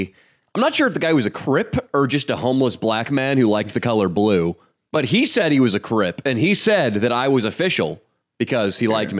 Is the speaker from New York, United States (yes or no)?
no; Sacramento, California, United States; moved away; I'm from SAC. That's my hometown gang.